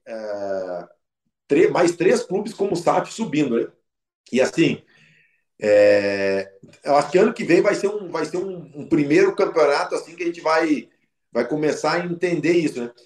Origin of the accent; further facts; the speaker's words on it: Porto Alegre, Rio Grande do Sul, Brazil; eu sou de Porto Alegre